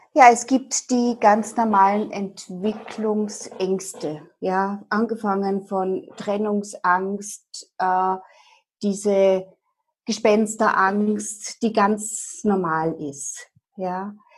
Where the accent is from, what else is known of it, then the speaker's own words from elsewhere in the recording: Dresden, Saxony, Germany; moved away as an adult; now in Vienna, Austria; Ich war aufgewachsen in Dresden und lebe seit 30 Jahren, mehr als die Hälfte meines Lebens in meiner Wahlheimat Österreich und in Wien